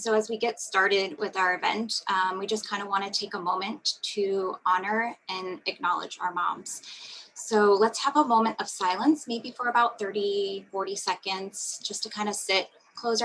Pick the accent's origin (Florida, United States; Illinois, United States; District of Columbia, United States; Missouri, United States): Florida, United States; now in Atlanta, United States; I live in Atlanta, Georgia, but I am from Florida